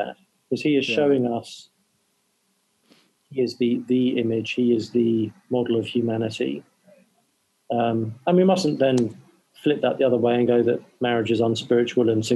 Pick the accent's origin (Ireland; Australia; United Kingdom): United Kingdom; England; I'm English